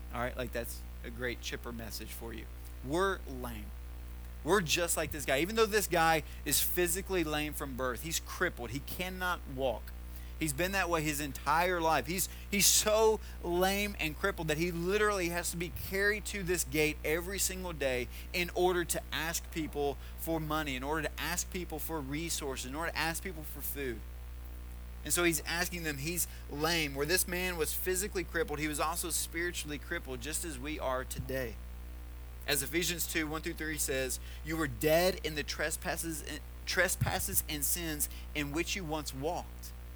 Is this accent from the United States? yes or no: yes; Tennessee, United States; moved away; the town that I grew up in in Tennessee